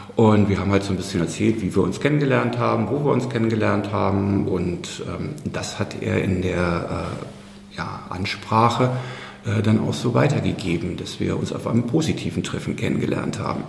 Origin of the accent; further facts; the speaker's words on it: Berlin, Germany; moved away as an adult; now in Sieversdorf-Hohenofen, Germany; Geboren bin ich in West-Berlin in Charlottenburg.